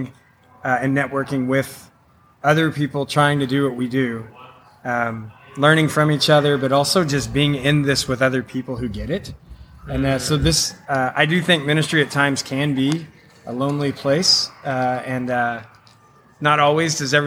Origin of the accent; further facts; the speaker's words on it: Owensboro, Kentucky, United States; I'm from Owensboro, Kentucky